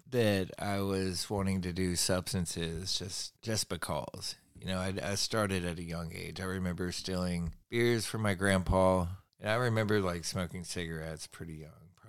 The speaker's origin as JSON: {"language": "English", "town": "Rome", "region": "Georgia", "country": "United States", "tie": "born there", "also_born_or_lived": "New York / California", "said": "I was born in Georgia. born in Rome, Georgia, over on the um, western edge of Georgia"}